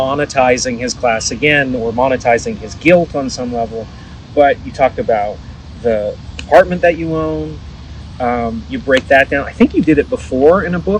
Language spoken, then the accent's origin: English; Vancouver, British Columbia, Canada; I remember seeing like the rich neighborhood where I grew up in Vancouver, where all the mansions were, and there are not many mansions in Vancouver.